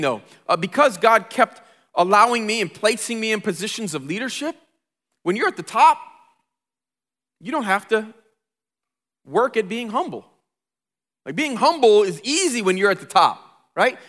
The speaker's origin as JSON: {"language": "English", "town": "Flint", "region": "Michigan", "country": "United States", "tie": "born or raised there", "said": "I grew up in Flint"}